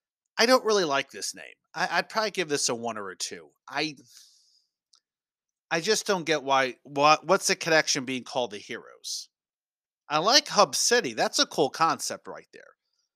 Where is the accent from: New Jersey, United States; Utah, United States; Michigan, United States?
New Jersey, United States; I grew up in New Jersey, and we had a roller hockey team in the Roller Hockey International.